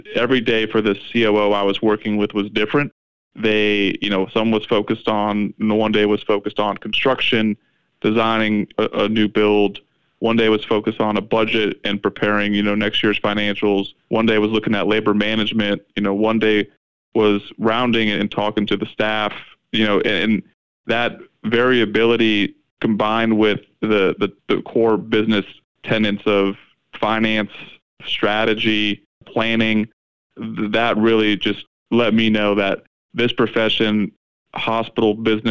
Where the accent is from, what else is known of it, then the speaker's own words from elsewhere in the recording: South Florida, United States; I grew up in South Florida